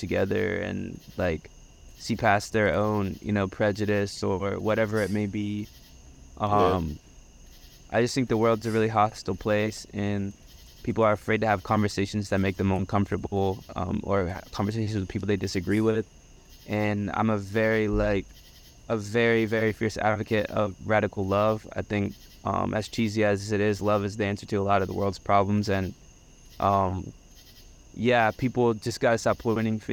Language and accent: English; Statesville, North Carolina, United States; moved away as an adult; now in Boston, United States; I'm from the South, dude. Like, we say hi to everybody you see on the street